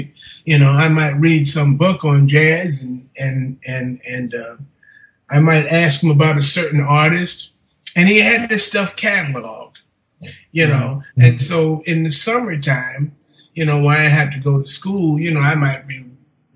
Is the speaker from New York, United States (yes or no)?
yes; New York City, New York, United States; also born or lived in Brooklyn, New York / Bronx, New York / Staten Island, New York; I was born in Brooklyn. I was born in Brooklyn, 1958, May 29th, 1958.